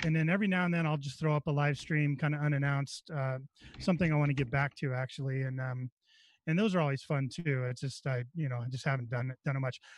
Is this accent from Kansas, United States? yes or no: no; Northern California, United States; moved away; I was right in his area. That's right where I grew up